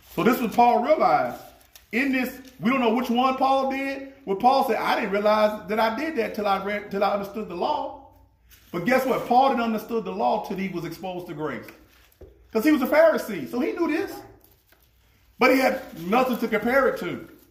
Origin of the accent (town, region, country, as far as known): United States